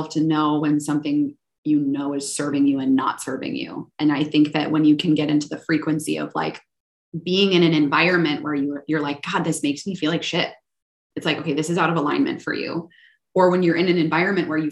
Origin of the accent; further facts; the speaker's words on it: Minnesota, United States; moved away; I was born in Minnesota